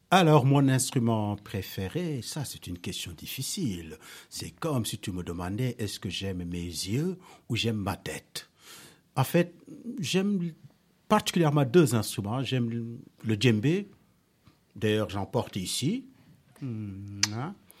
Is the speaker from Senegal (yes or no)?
yes; Senegal; now in Paris, France; je suis né au Sénégal, mais je vis à Paris depuis très très très longtemps